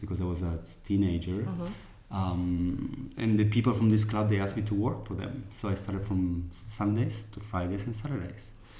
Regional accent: Patagonia, Argentina; now in Italy; I was born in Patagonia, in Argentina.

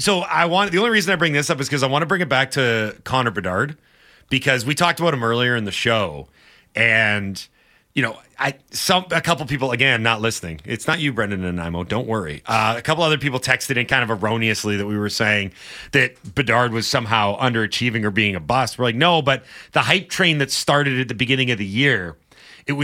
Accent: Canada; I grew up in Canada.

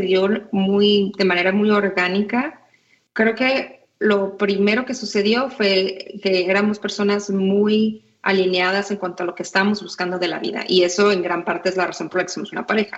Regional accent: Tijuana, Baja California, Mexico; first language Spanish; moved away as an adult; also born or lived in San Diego / Monterrey; now in United States; yo crecí en Tijuana, nací en San Diego

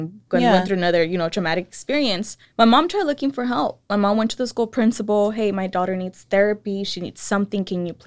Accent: Salinas, California, United States; also born or lived in San Luis Río Colorado, Mexico; raised in East Salinas by a single mother

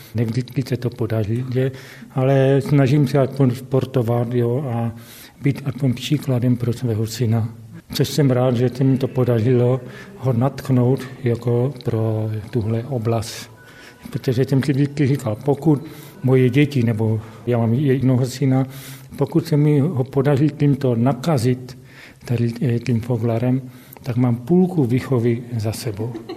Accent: Havířov, Moravian-Silesian Region, Czechia; also born or lived in Karviná; já jsem se sice nenarodil, jsem se v Havířově, protože tady ještě v Havířově nemocnice nebyla, narodil jsem se v Karviné, ale bydlím Od roku šedesát pět na Vyžově

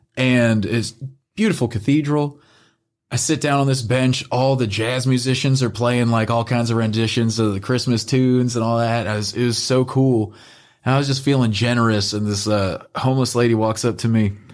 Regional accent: the North, Northern United States, United States; being a Northerner

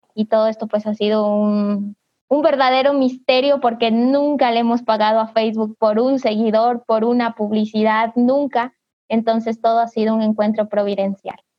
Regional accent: Cariamanga, Loja, Ecuador; soy de Ecuador, al sur, en la provincia de Loja, en la ciudad de Cariamanga

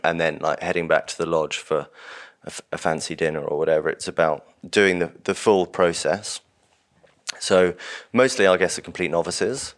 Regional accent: London, United Kingdom; I grew up in Urbanite in London, vegetarian

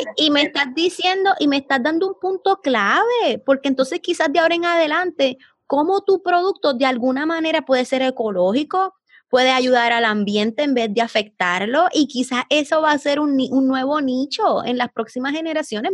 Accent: Puerto Rico; somos de Puerto Rico

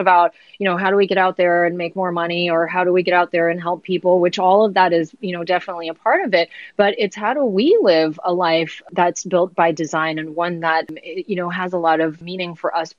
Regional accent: San Francisco Bay Area, California, United States; I grew up here in San Francisco, or not San Francisco proper, but in the Bay Area

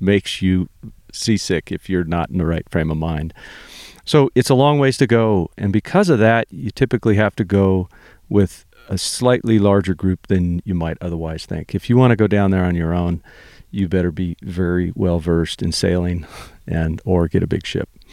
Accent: Santa Barbara, California, United States; I'm from Santa Barbara, California, was born and raised there

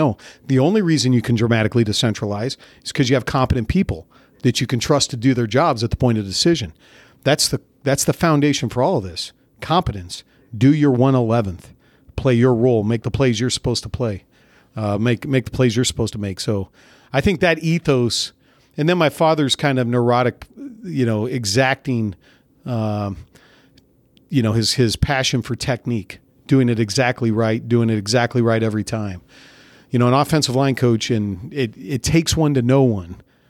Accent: California, United States; So the guys in the neighborhood that I grew up in Central California, they played tackle football without pads.

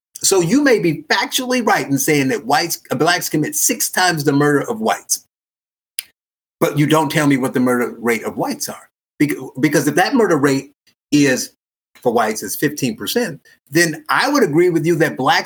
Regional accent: Gary, Indiana, United States; I was born in Gary, Indiana

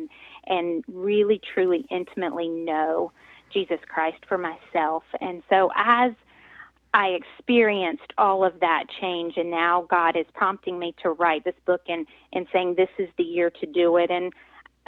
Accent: North Carolina, United States; accent: southern twang; moved away as an adult; now in Pennsylvania, United States; I am originally from North Carolina, so I have lived about half my life now in Pennsylvania. So, but yes, born and raised a southern gal from North Carolina.

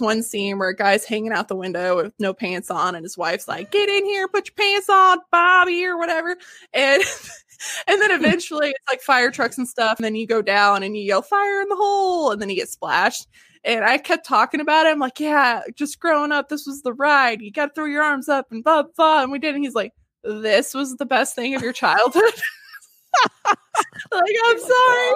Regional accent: near Silver Dollar City, Missouri, United States; Yeah, I grew up near Silver Dollar City

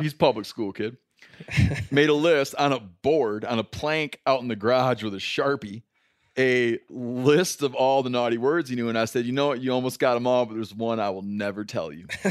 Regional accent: Michigan, United States; now in Bozeman, United States; growing up in Michigan

